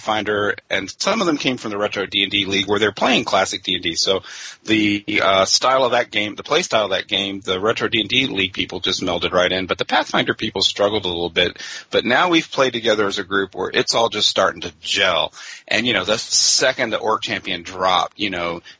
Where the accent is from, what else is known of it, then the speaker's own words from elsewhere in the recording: Frankfort, Kentucky, United States; I grew up in Frankfort, Kentucky.